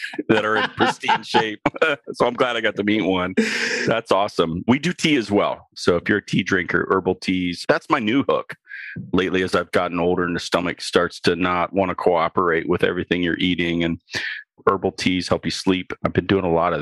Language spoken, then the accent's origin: English; Ohio, United States; I'm from Ohio.